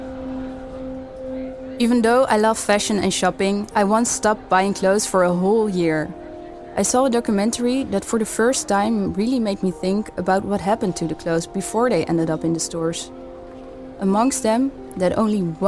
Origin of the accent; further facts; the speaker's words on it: Amsterdam, North Holland, Netherlands; growing up in Amsterdam Southeast, one of the most multicultural areas of the city